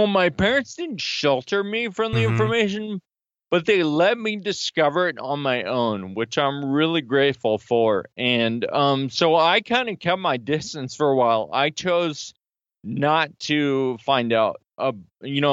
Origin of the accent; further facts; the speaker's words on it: Sacramento, California, United States; now in Philadelphia, United States; I'm from Sacramento, California, but I live right outside of Philly now